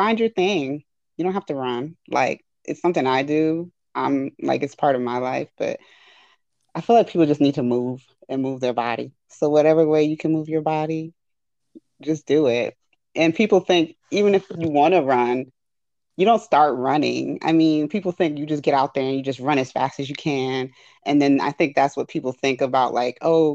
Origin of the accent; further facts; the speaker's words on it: New York City, New York, United States; I grew up in the Bronx most of my life, went to public school most of my life